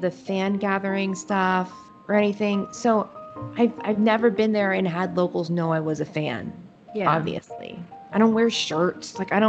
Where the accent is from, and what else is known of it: United States